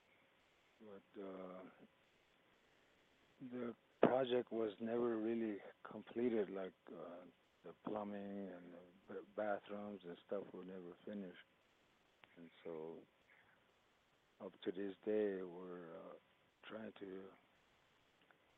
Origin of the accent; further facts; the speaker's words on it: Wounded Knee, South Dakota, United States; English is a second language; I grew up here in Wounded Knee, and my mother, my father, grandparents all resided here. And the time I was growing up, nobody spoke English in our family